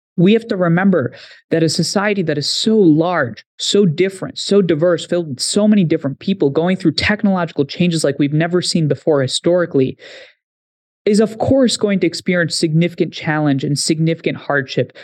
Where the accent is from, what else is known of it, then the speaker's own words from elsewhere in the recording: Haryana, India; now in United States; I grew up in India for some time. You travel to my village, forty kilometers west of New Delhi in Haryana.